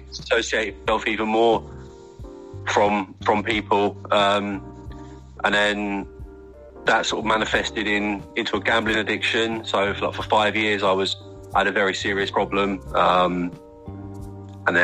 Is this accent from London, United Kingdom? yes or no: no; Faversham, South East England, United Kingdom; I'm from Faversham. I mean, Kent's a beautiful county. I'm lucky to live